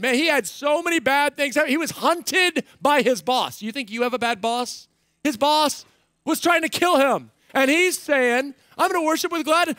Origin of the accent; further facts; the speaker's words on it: United States; I'm an American